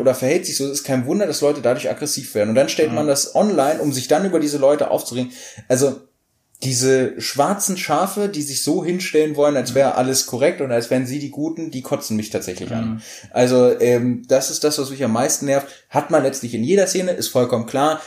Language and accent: German; Hanover, Lower Saxony, Germany; wir kommen aus Hannover und als Hannoveraner